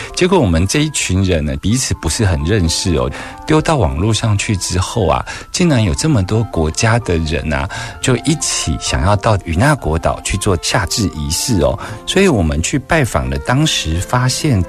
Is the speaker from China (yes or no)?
no; Taiwan; 我们台湾人民